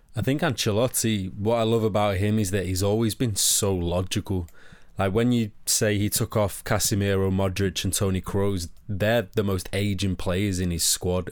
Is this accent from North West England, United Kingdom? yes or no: yes; Manchester, North West England, United Kingdom; accent: Manchester; my Manchester accent